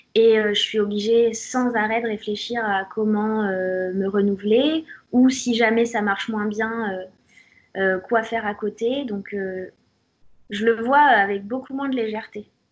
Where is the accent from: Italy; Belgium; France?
France; Auxerre, Bourgogne-Franche-Comté; … d'Auxerre